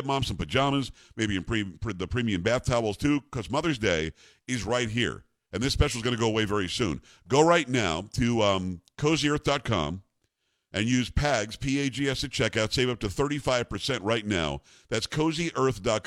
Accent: South Florida, United States; I grew up in South Florida where it rains all the time

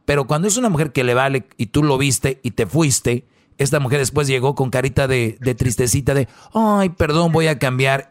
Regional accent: Monterrey, Nuevo León, Mexico; soy de Monterrey

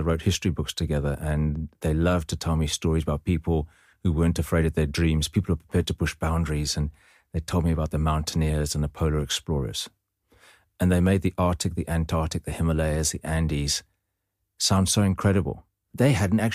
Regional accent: South Africa; also born or lived in Grahamstown, South Africa / Cape Town, South Africa; I moved from Grahamstown in 1986 to Cape Town, and I went to a school which was ideally situated.

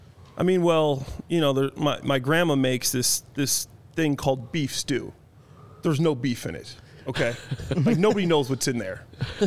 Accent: Dwight, Illinois, United States; also born or lived in Waukegan, Illinois / Libertyville, Illinois; I'm actually from Dwight, Illinois. I was born in Waukegan, lived in Libertyville for a bit. But Dwight, Illinois, I doubt anybody knows where that's at. Barely shows up on the map, but that's my home.

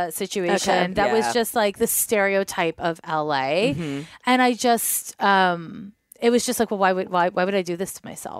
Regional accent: Montreal, Quebec, Canada; moved away as an adult; now in San Francisco, United States; I grew up in Montreal

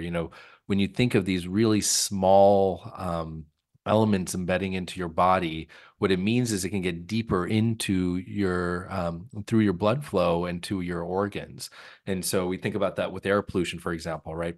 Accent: California, United States; moved away; I grew up in California

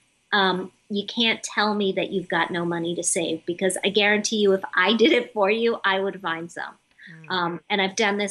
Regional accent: Midwest, United States; growing up in the Midwest where nobody talks about this stuff

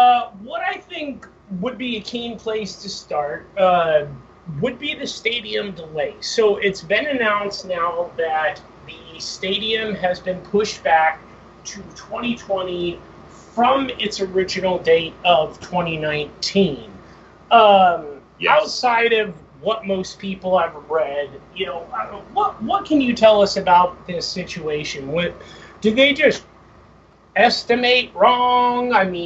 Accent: California, United States; now in Bakersfield, United States; I grew up in Southern California, and then I moved to Bakersfield to get my degrees, and I got married, and I've lived here.

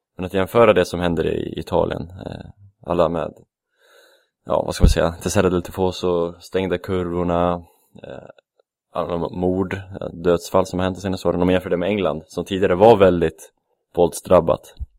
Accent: Västerås, Västmanland, Sweden; moved away; det är där jag är ifrån kanske, från Västerås

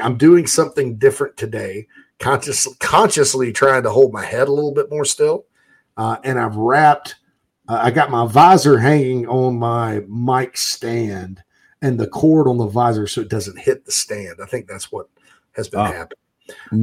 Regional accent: Spartanburg, South Carolina, United States; right there in my hometown of Spartanburg, Daniel Morgan Avenue

